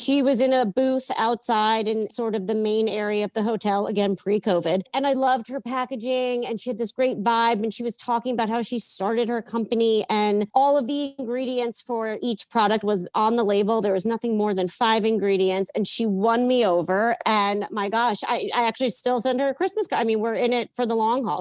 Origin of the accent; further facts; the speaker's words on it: Yonkers, New York, United States; born and raised in Yonkers, New York